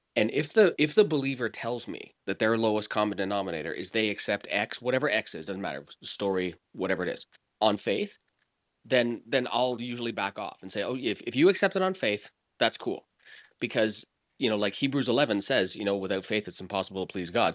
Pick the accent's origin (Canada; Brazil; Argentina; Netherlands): Canada; I'm Canadian